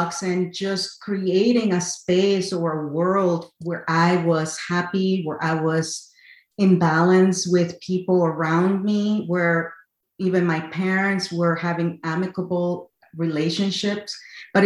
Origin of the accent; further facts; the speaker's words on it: Connecticut, United States; also born or lived in El Salvador; I was born in El Salvador, raised in Connecticut, USA